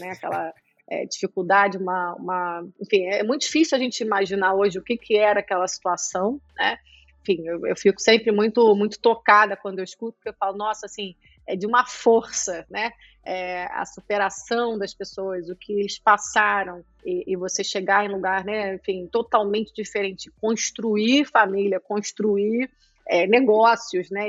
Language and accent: Portuguese; Nova Friburgo, Rio de Janeiro, Brazil; also born or lived in Latvia; now in Rio de Janeiro, Brazil; sou nascida em Friburgo, que é uma cidade ainda, que a gente ainda pode dizer, comparada às outras, segura